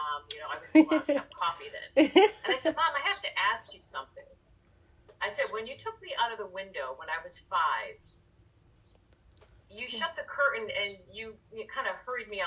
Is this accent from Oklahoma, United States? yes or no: no; Rome, New York, United States; moved away; Outside of Rome, New York, the 315 area code